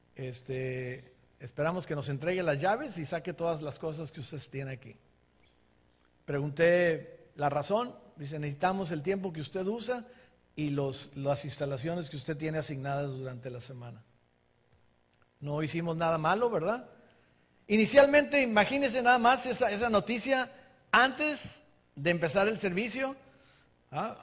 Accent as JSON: {"language": "Spanish", "town": "Ensenada", "region": "Baja California", "country": "Mexico", "tie": "born or raised there", "moved": "as an adult", "lives_now": "United States", "said": "crecimos en Ensenada"}